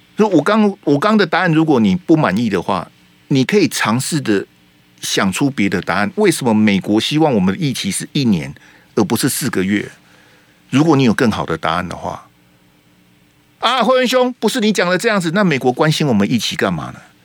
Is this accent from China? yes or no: no; Taiwan; 是我们台湾人在服兵役